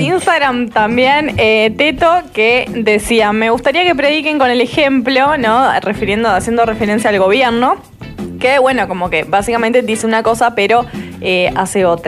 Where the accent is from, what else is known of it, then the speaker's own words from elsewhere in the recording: Uruguay; Yo nací en Uruguay